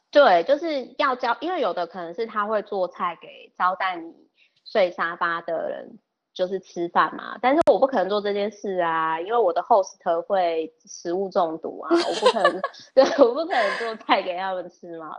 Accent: Kaohsiung, Taiwan; moved away; 因为我老家是高雄

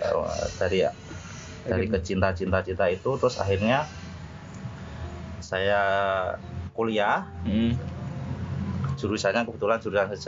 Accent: Kudus, Central Java, Indonesia; karena saya asli Kudus kan uh. sepak bola yang saya sukai yang saya cintai adalah Persiku sendiri hmm. karena itu adalah tim kota kelahiran saya kan Mas ya

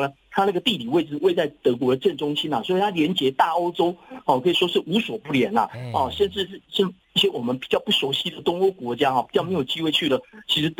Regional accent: Taiwan; 根据我们台湾人很哈这个百灵油哈

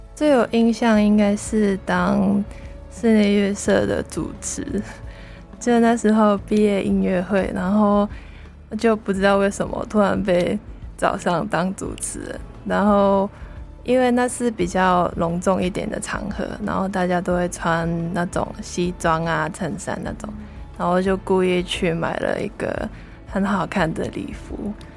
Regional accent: Hong Kong; first language Cantonese; Chinese is a second language; moved away as an adult; now in Taiwan; 我系来自外国语文系嘅 Year Three 香港人。

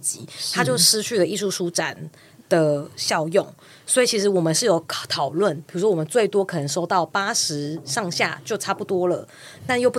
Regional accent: Yilan County, Taiwan; 我我是宜兰人。

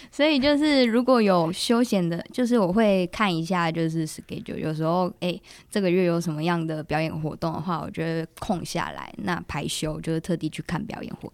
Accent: Kaohsiung, Taiwan; now in Taipei, Taiwan; 因为我是高雄人

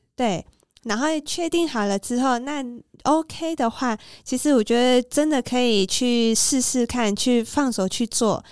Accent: Taiwan; 我们台湾人

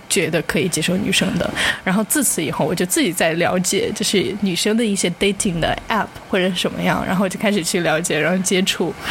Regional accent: Hong Kong; accent: Hong Kong-accented Mandarin (港普); Chinese is a second language; 我一口流利的港普

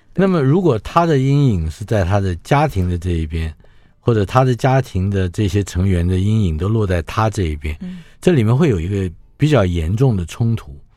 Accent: Taiwan; 像我们台湾人的居住环境里面街坊邻居

